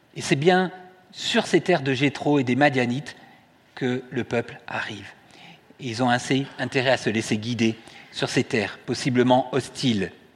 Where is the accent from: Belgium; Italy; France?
France; Toulouse, Occitania; je suis né à Toulouse